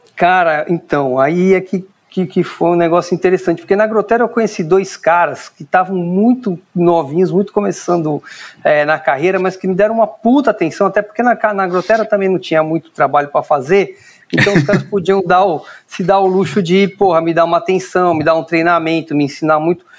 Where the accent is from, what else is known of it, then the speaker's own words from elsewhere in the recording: São Paulo, Brazil; eu sou natural de São Paulo mesmo, nasci no Ipiranga